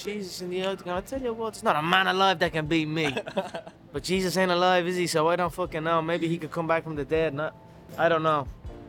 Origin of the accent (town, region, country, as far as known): Ireland; born or raised there